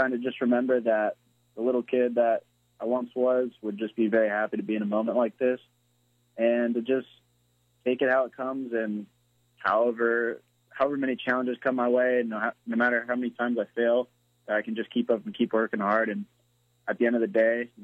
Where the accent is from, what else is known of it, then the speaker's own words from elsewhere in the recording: California, United States; moved away as an adult; now in Charleston, United States; I'm from California